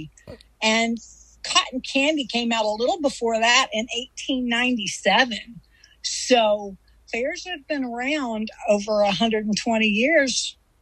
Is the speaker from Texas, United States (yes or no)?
no; Missouri, United States; moved away; I'm from Missouri. That's where I was born and raised